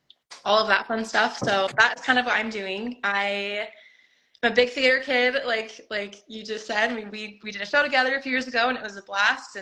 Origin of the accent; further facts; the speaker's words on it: Kaysville, Utah, United States; now in Orem, United States; I was born and raised in Kaysville, Utah, which is just north of Salt Lake.